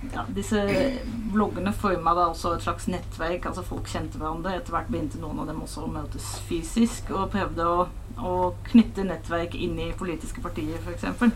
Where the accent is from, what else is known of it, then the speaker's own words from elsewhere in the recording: Hilversum, North Holland, Netherlands; Norwegian is a second language; moved away as an adult; now in Norway; Jeg er fra Nederland